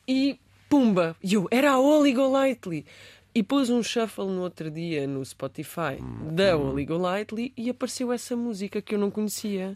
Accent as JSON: {"language": "Portuguese", "town": "Beja", "region": "Alentejo", "country": "Portugal", "tie": "born or raised there", "said": "eu nasci em Beja"}